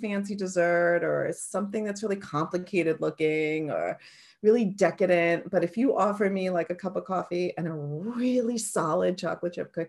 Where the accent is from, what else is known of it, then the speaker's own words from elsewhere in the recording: New York, United States; accent: New York; If you get me mad, my New York accent's going to come out.